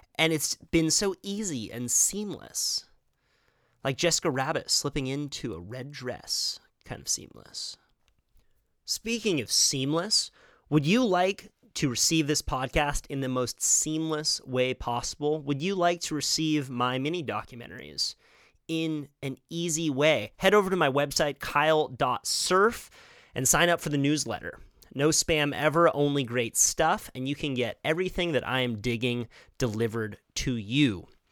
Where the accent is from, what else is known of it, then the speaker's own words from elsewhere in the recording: Santa Cruz, California, United States; I was born on the Midtown. Then my parents split up, my mom moved to Trout Gulch. My dad moved to the east side